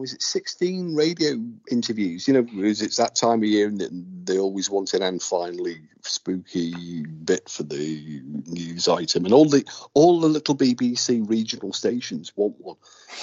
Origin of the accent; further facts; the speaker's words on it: Aberdare, Wales, United Kingdom; I'm from Aberdare.